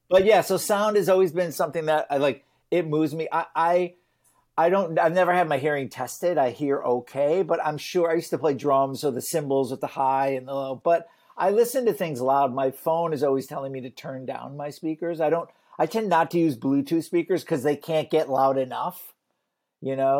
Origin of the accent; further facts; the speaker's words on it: Detroit, Michigan, United States; I grew up in Detroit